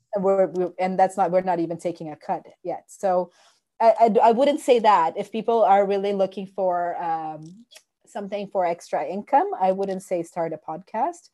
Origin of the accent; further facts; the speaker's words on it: Brazil; moved away as an adult; now in Canada; I was born in Brazil, but when I moved to Canada, I was already a teacher